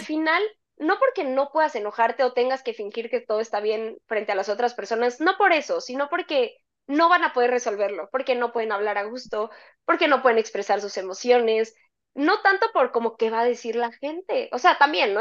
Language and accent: Spanish; Mexico